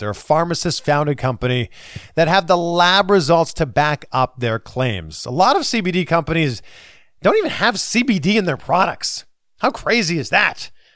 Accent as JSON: {"language": "English", "town": "Pickering", "region": "Ontario", "country": "Canada", "tie": "born or raised there", "said": "I'm from Pickering"}